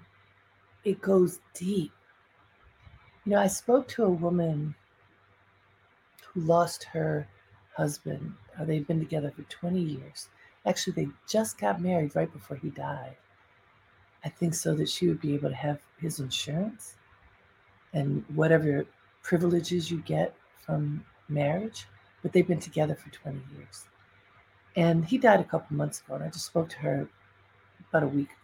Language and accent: English; Baltimore, Maryland, United States; some people just of note in my family or community growing up in Baltimore